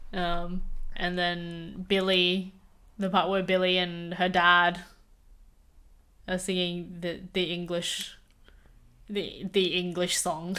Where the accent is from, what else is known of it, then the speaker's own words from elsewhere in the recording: Australia; I was born in Australia